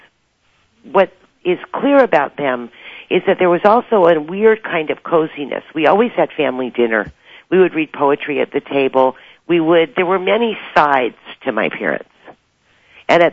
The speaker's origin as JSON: {"language": "English", "town": "Los Angeles", "region": "California", "country": "United States", "tie": "born or raised there", "also_born_or_lived": "New York", "moved": "yes", "said": "I was born in Los Angeles"}